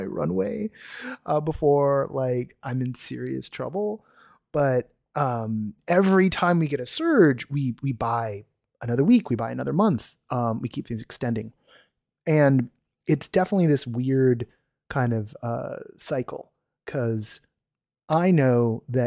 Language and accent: English; United States; I'm an American, like so many of you